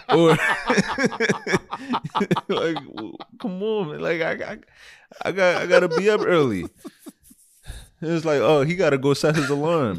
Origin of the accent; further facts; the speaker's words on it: Philadelphia, Pennsylvania, United States; But it also definitely does catch me off guard, because I'm still from Philly.